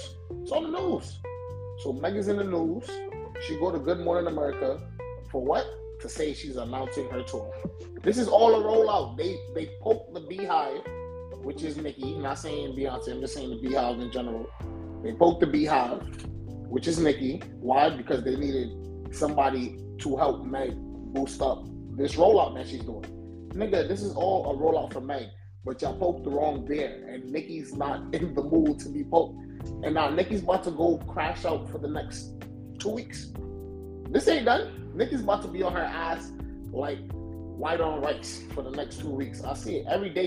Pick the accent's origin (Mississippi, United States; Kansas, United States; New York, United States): New York, United States; New York City; I'm from the Bronx